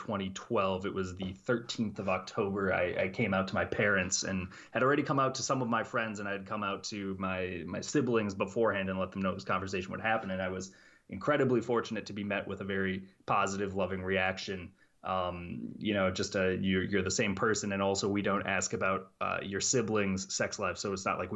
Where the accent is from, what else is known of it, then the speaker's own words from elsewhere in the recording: St. Cloud, Minnesota, United States; I grew up in St. Cloud, Minnesota